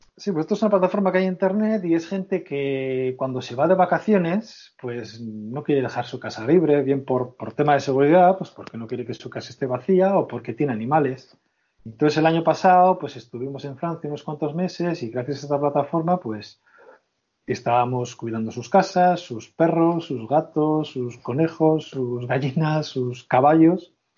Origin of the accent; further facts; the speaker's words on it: Portugalete, Basque Country, Spain; soy vecino de Portugalete